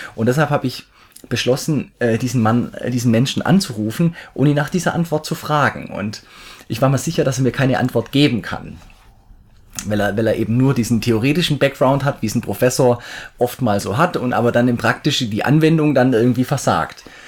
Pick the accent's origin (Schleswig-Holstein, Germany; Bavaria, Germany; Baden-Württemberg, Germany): Baden-Württemberg, Germany; near Stuttgart, Swabia; accent: Swabian; komme aus der Richtung Stuttgart, also ich bin ein Schwabe. Ich hoffe, ihr seht mir meinen Dialekt, meinen Schwäbischen, meinen leichten Einschlag nach.